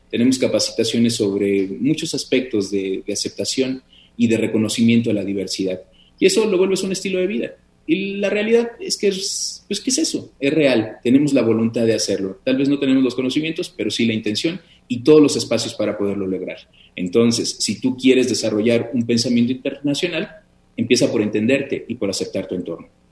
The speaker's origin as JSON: {"language": "Spanish", "country": "Mexico", "said": "como mexicanos"}